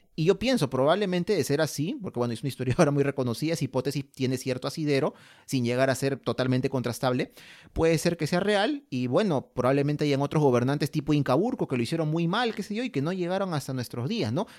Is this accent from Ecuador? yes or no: no; Peru; somos peruanos